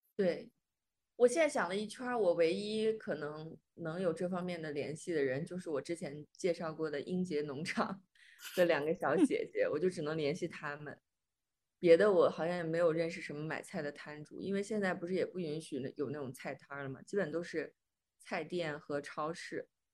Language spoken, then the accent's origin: Chinese; Xi'an, Shaanxi, China; 我老公是武汉的，我是西安的